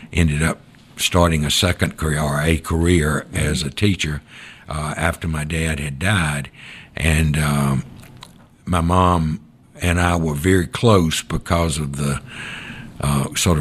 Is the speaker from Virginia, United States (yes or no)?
no; Thomaston, Alabama, United States; moved away as an adult; now in Savannah, United States; I grew up in Thomaston, Alabama, over in West Alabama, about 40 miles from Selma